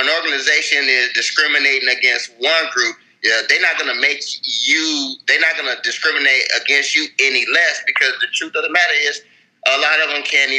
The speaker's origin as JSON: {"language": "English", "country": "Nigeria", "said": "You know, I'm a Nigerian, but I'm also an African-American."}